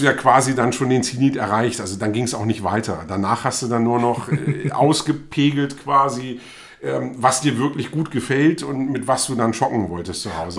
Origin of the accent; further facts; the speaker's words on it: Germany; also born or lived in Bremen / Hannover; ich bin zwar in Bremen geboren, aber bin eben auf dem Land aufgewachsen